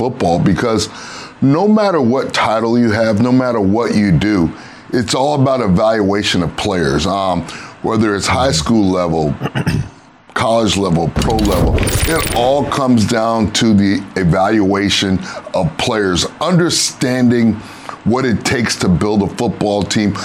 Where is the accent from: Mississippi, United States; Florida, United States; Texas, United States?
Florida, United States; Miami; And it's my hometown. I went to high school here, played college football here